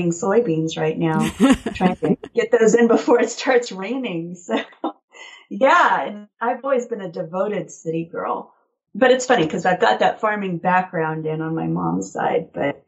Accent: Nebraska, United States; born or raised there; also born or lived in Blacksburg, Virginia / Roanoke, Virginia

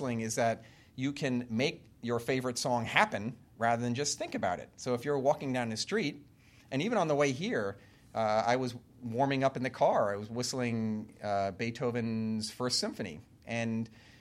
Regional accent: Long Island, New York, United States; I grew up on Long Island in New York

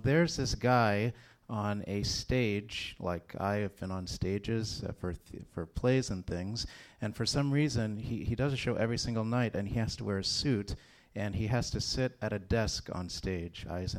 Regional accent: Texas, United States; I grew up in Texas.

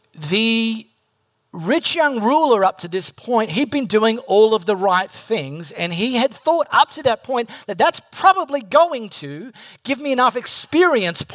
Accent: High Wycombe, South East England, United Kingdom; I'm not Singaporean. I'm from High Wycombe.

